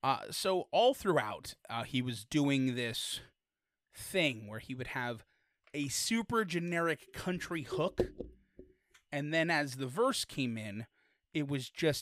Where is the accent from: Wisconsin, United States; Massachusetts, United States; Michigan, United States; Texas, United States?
Michigan, United States; Detroit; I'm from Detroit.